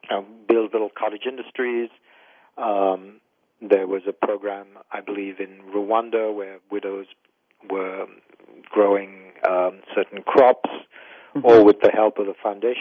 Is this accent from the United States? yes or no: no; India; So being Indian, I know, widows are an issue in India, and there's, some social stigma that needs to be fought against.